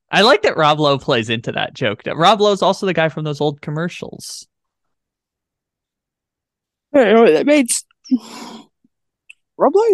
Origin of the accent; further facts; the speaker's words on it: San Diego, California, United States; I did see Anchorman just because you know I'm from San Diego, so like I'm obligated to know.